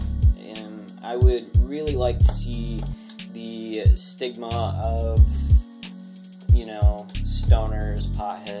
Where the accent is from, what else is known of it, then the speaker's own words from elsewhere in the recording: Illinois, United States; also born or lived in Palatine, Illinois / Algonquin, Illinois / Genoa, Illinois; now in Michigan, United States; I'm from Illinois. So I was born in a town called Palatine. And then from there, I moved to Algonquin as a wee babe